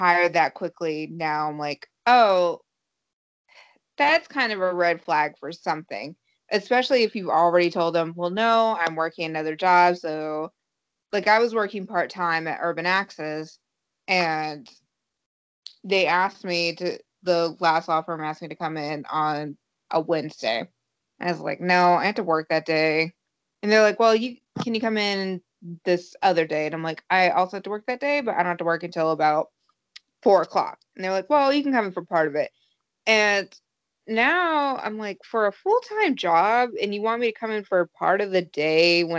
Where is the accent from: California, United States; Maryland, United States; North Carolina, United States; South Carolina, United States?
South Carolina, United States; moved away as an adult; now in Boston, United States; I'm from South